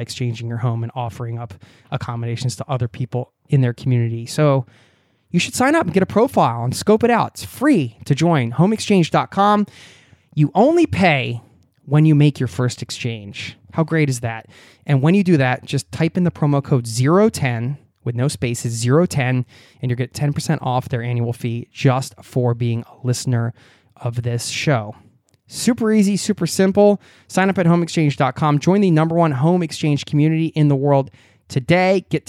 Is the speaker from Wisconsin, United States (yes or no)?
no; New York City, New York, United States; I was born in New York City and have lived most of my life in the New York area.